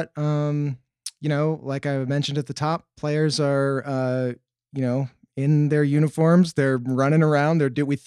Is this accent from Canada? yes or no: no; Milwaukee, Wisconsin, United States; moved away; I grew up in Milwaukee